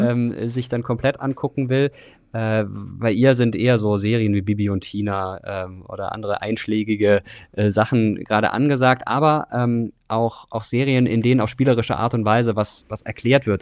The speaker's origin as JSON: {"language": "German", "country": "Germany", "said": "wir sind auch als Deutschland NATO-Mitglied"}